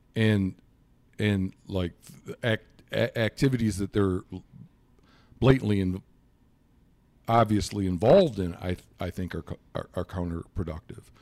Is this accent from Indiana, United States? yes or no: no; Michigan, United States; moved away as an adult; also born or lived in Montana; now in Miles City, United States; I'm from Michigan originally, and I moved to Montana in nineteen ninety-seven